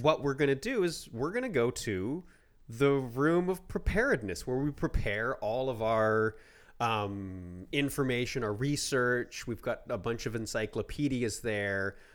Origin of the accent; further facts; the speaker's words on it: Canada; we are Canadian